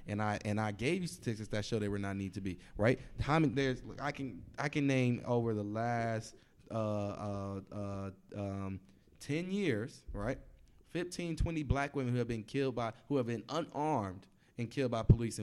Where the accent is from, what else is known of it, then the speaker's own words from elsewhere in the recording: Texas, United States; I grew up in the South in Texas